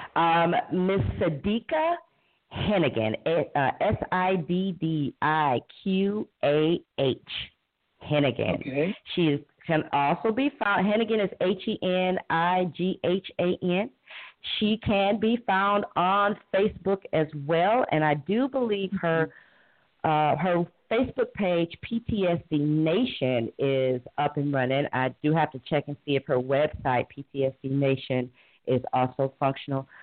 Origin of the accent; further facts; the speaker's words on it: Cleveland, Ohio, United States; I was born and raised in inner city Cleveland